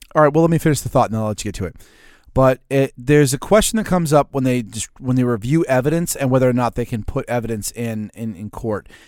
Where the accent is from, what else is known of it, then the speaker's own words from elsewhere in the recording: United States; I'm an American